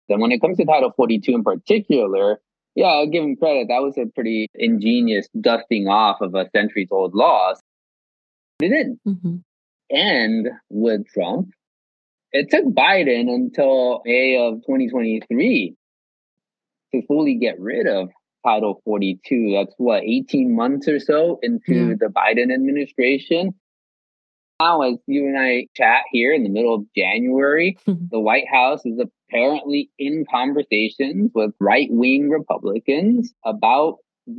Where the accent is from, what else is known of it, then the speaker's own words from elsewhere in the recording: South Texas, United States; I grew up in South Texas, right on the border